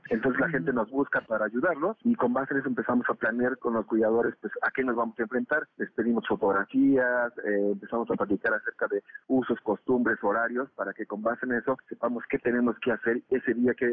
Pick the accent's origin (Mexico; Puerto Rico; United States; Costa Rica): Mexico; lo que hacemos es pues adaptamos como buenos mexicanos el método a nuestras necesidades